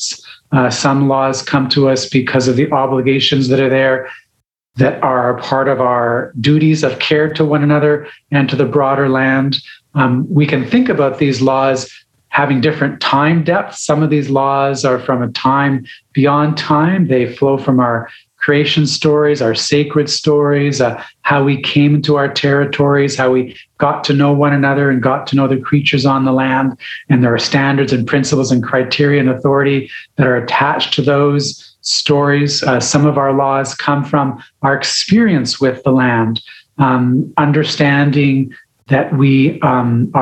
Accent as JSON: {"language": "English", "area": "Saugeen Peninsula", "region": "Ontario", "country": "Canada", "moved": "yes", "lives_now": "Victoria, Canada", "said": "I'm from the Portage Point in Ontario, which is about 3 hours north of Toronto, 4 hours north of Detroit, on Georgian Bay, the Saugeen Peninsula"}